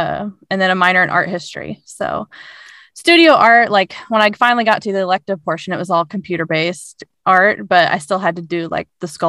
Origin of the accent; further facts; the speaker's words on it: Bedford, Indiana, United States; also born or lived in North Carolina / Columbus, Indiana / Bloomington, Indiana; But I lived the last 5 years in North Carolina. We just moved here over the summer. But I grew up in Bedford, Indiana.